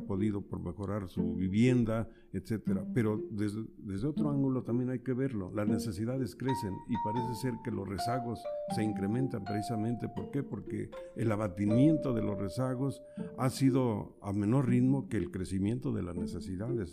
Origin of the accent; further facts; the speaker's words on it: Zacatecas, Mexico; now in San Juan Ixcaquixtla, Mexico; Yo nací en una zona rural del estado de Zacatecas donde no se conocía lo que era la luz eléctrica